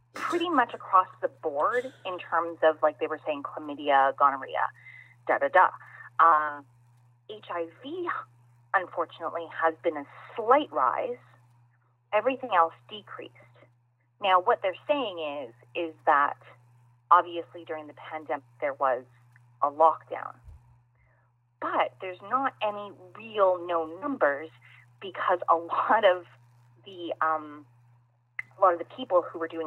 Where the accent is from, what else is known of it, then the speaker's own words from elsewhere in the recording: Canada; being Canadian